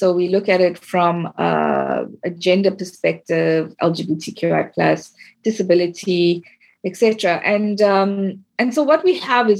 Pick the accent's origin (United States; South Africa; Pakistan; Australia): South Africa; I come from South Africa and the history I was taught was very one-sided